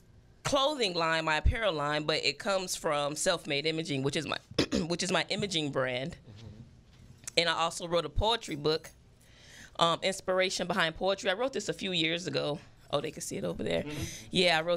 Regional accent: Phoenix, Arizona, United States; growing up in South Phoenix

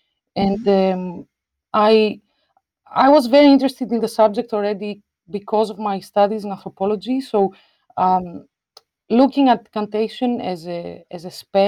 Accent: Buenos Aires, Argentina; now in Amsterdam, Netherlands; I'm a visual artist and a performer based in Amsterdam. I grew up in Buenos Aires, in Argentina

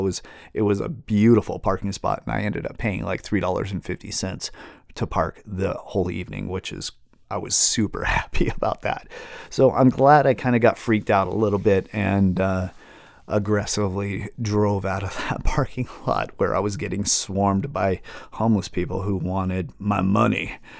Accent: Seattle, Washington, United States; Growing up in Seattle, um, you know, in the eighties and nineties and early two thousands

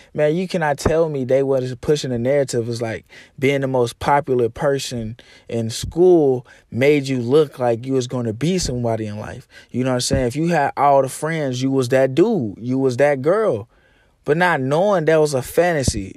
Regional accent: Arkansas, United States; moved away as an adult; now in Texas, United States; Comfort zone is Arkansas. That's why I moved to Texas

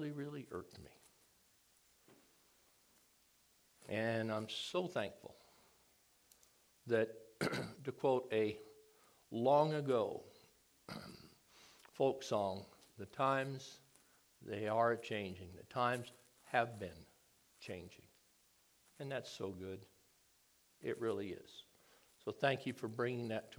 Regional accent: Hawaii, United States; moved away as an adult; also born or lived in San Diego / Charleston, South Carolina / Texas; I grew up in Hawaii.

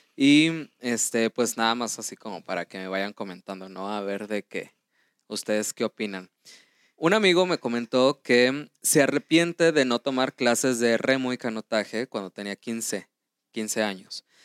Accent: Mexico; nosotros como mexicanos tomamos, tenemos una segunda lengua que es el inglés

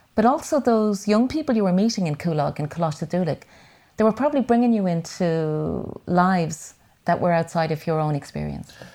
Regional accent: Dublin, Leinster, Ireland; I grew up in Whitehall at the other, uh, corner of Ballymun and the flats

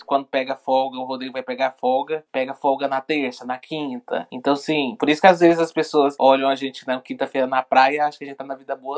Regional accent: Goiânia, Goiás, Brazil; moved away as an adult; now in London, United Kingdom; sou de Goiânia.

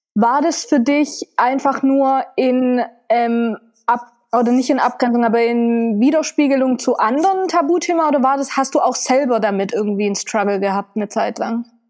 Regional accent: Rutesheim, Baden-Württemberg, Germany; moved away; Wir kommen ursprünglich aus Rutesheim.

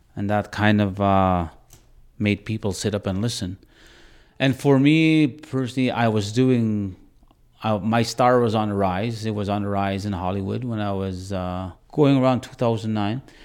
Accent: Bigstone Cree Nation, Northern Alberta, Canada; moved away; I'm originally from Northern Alberta, from a reserve called Big Stone Crane Nation.

